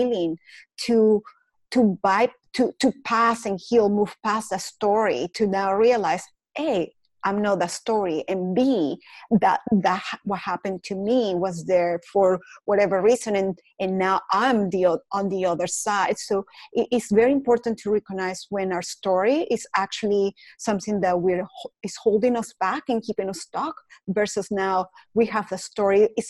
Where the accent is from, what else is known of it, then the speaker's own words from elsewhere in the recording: Caracas, Capital District, Venezuela; English is a second language; moved away as an adult; now in United States; I was born in Caracas, Venezuela